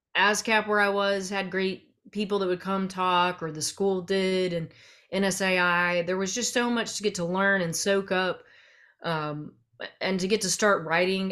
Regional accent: central Arkansas, United States; I grew up in Arkansas, uh, kind of all over central Arkansas

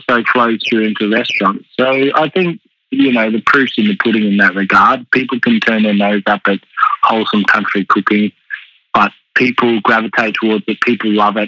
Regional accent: Katherine, Northern Territory, Australia; now in Melbourne, Australia; growing up in the Territory and moving to Melbourne

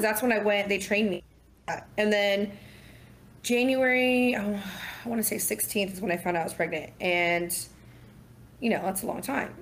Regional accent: Southern Orange County, California, United States; moved away as an adult; now in Dallas, United States; growing up in Southern Orange County

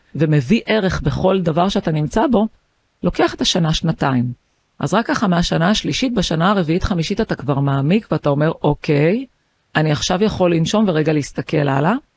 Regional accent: Haifa, Haifa District, Israel; אני חיפאית, באתי מבית של שמונה ילדים

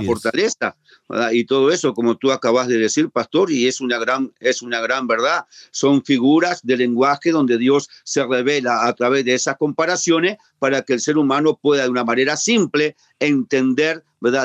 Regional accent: Uruguay; en mi país, en Uruguay

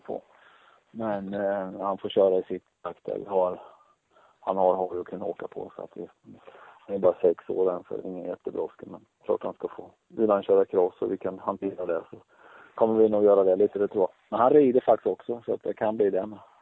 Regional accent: Tranås, Jönköping County, Sweden; dra igång en butik också, just hemma i Tranås

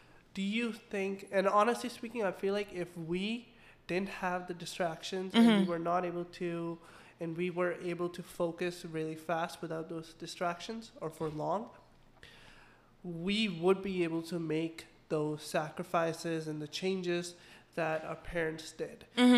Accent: Pakistan; now in Canada; From Pakistan.

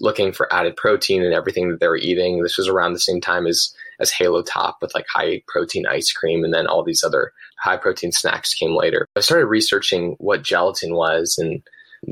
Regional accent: Los Angeles, California, United States; moved away as an adult; also born or lived in San Luis Obispo, California; I'm originally from Pacific Palisades, California. It's a town right between Santa Monica and Malibu

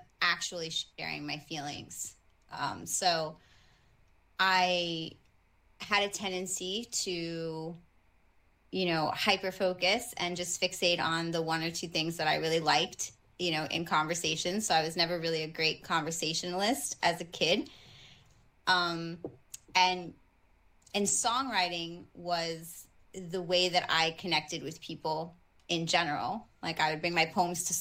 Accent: New York City, New York, United States; I grew up in the Bronx

